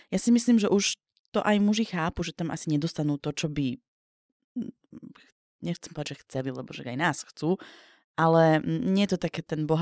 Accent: Slovakia; ja som dievča z Biskupice

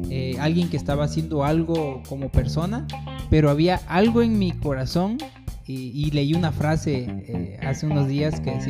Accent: Arriaga, Chiapas, Mexico; born there; De aquí de Arriaga.

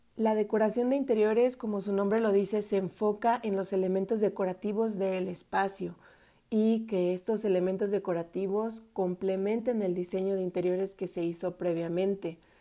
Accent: Mexico; cantábamos a todo pulmón y con mucho sentimiento como buenos mexicanos

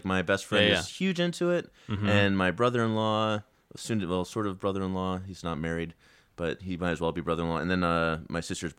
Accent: Virginia, United States; also born or lived in Chicago / Greensboro, North Carolina; I was born in Chicago, but then I moved down to North Carolina and then grew up primarily in Virginia.

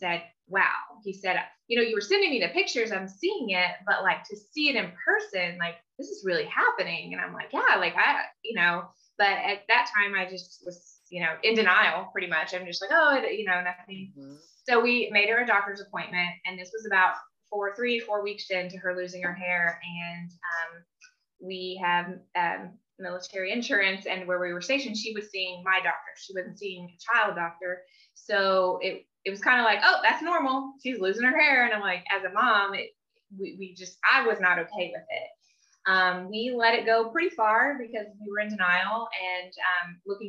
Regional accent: Indiana, United States; moved away as an adult; now in California, United States; We're originally from Indiana, just a little backstory. So I'm in California, my family, everyone I know is in Indiana

